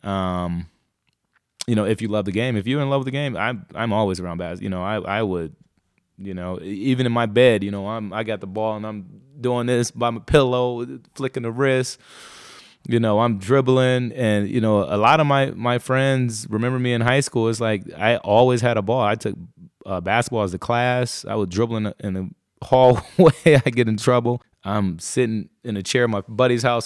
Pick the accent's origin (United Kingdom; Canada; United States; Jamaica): United States; Muskegon Heights, Michigan; I was born in a place called, uh, Muskegon. So I was, I grew up in Muskegon Heights, uh, Michigan